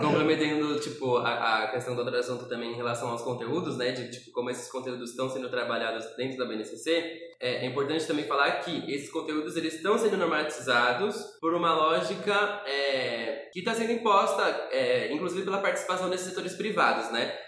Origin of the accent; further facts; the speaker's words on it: São Paulo, Brazil; eu sou paulistano